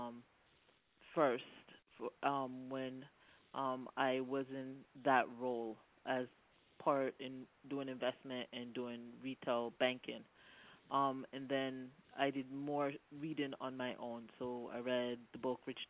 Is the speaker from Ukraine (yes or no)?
no; Jamaica; I am Black Jamaican.